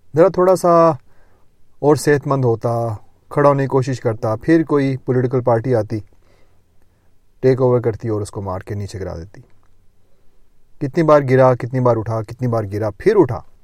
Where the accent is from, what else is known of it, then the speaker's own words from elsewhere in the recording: Lahore, Punjab, Pakistan; moved away; also born or lived in Gujrat; جب میں پاکستان میں تھا میں لاہور میں پیدا ہوا تھا کچھ عرصہ لاہور میں رہا کچھ عرصہ گجرات میں رہا